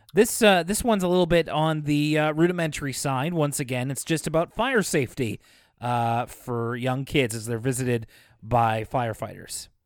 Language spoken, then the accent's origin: English; Canada; being a Canadian